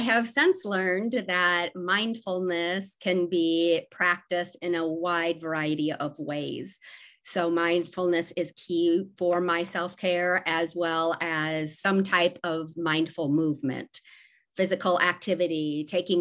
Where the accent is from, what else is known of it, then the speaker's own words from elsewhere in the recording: Decorah, Iowa, United States; also born or lived in Waverly, Iowa; I was born in Decorah, Iowa, and grew up there